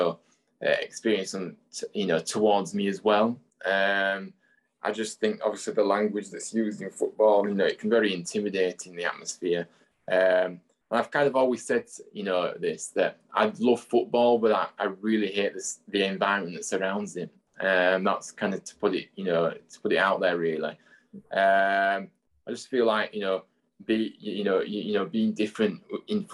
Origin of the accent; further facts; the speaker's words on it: Huddersfield, Yorkshire and the Humber, United Kingdom; I'm obviously, you know, from Huddersfield, so this is my hometown